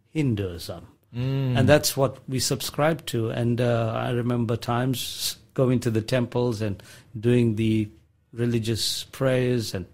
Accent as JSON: {"language": "English", "country": "South Africa", "tie": "born or raised there", "said": "So, growing up in South Africa, it was a multi-ethnic, multi-religious environment that I grew up in."}